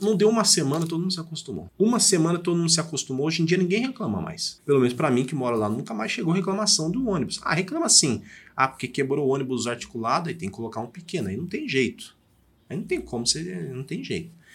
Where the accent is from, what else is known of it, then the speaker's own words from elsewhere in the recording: Diadema, São Paulo, Brazil; now in Sorocaba, Brazil; eu não sou sorocabano, eu nasci em Diadema